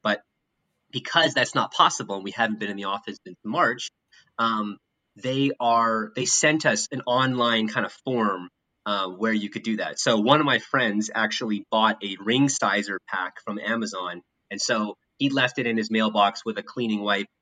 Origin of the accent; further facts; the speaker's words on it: Winnipeg, Manitoba, Canada; moved away as an adult; now in United States; as a kid growing up in Canada